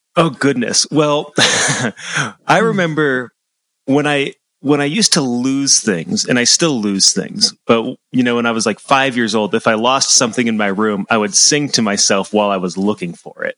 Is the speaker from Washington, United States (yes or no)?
no; Central Massachusetts, United States; moved away as an adult; now in Ann Arbor, United States; I'm from Central Massachusetts